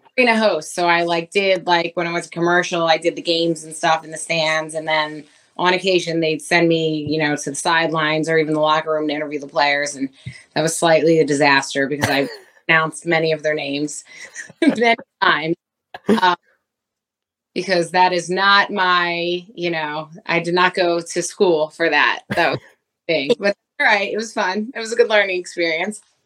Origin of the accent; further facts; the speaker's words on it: Philadelphia, Pennsylvania, United States; I'm from Philly originally